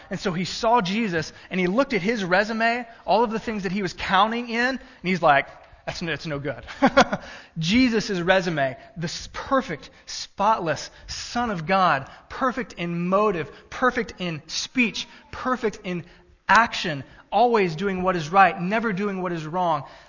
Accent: Texas, United States; now in Illinois, United States; I was born in Texas, native Texan

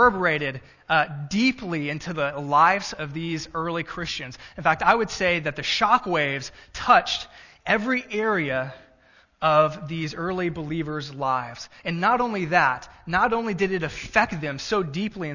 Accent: Texas, United States; now in Cissna Park, Illinois, United States; I'm from Texas.

